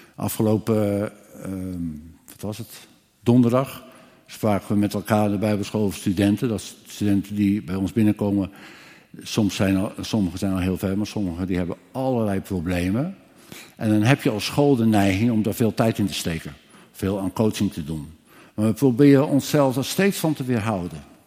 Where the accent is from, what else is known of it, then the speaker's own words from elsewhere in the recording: Ermelo, Gelderland, Netherlands; also born or lived in Scherpenzeel (birthplace, ASR 'Schavenpolder'); ik kom uit Ermelo